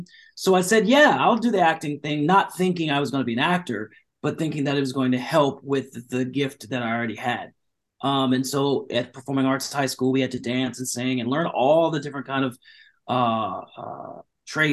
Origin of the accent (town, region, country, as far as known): Orange County, California, United States; born or raised there; also born or lived in Long Beach, California; now in Los Angeles, United States